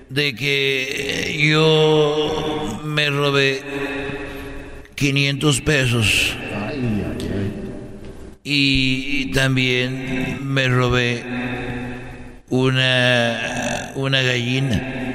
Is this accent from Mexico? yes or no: yes; Huentitán, Jalisco, Mexico; porque yo soy de Huentitán. mi hijo. De ahí soy yo.